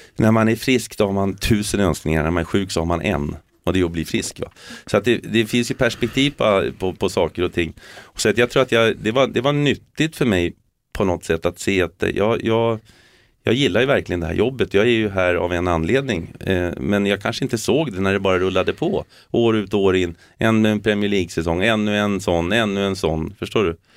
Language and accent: Swedish; Sweden; moved away; also born or lived in England; vi är ju svenskar eh, och, och, och vi har, jag har ju det arvet med mig.